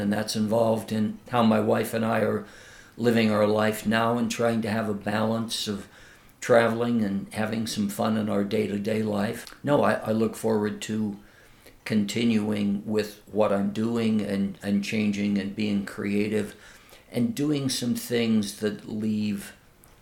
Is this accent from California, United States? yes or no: yes; San Bruno, California, United States; it's the town where I grew up, 10 miles south of San Francisco